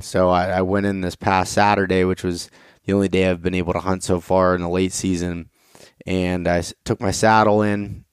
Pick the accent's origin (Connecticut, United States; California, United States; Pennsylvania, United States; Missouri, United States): Pennsylvania, United States; North Central; I'm from North Central Pennsylvania, northwestern uh, PA here